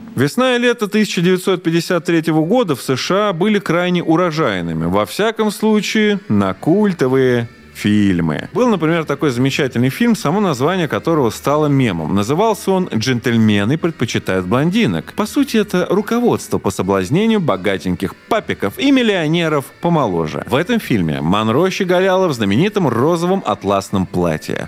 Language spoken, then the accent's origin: Russian; Krasnogorsk, Moscow Oblast, Russia; Красногорск — это мой родной город